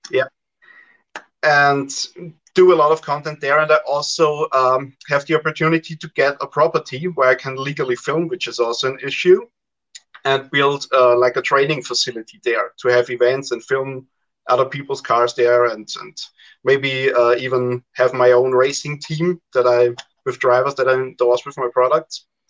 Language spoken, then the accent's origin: English; Austria; I'm from Austria, so Central Europe.